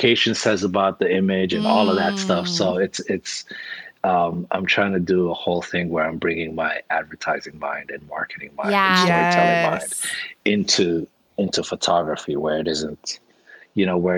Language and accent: English; Somalia; moved away; I'm originally from Somalia. And Somali, which I speak